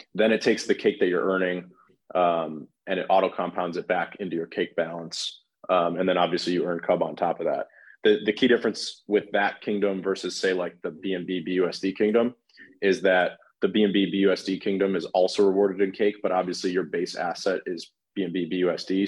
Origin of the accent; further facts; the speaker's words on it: Chicago, Illinois, United States; I'm from Chicago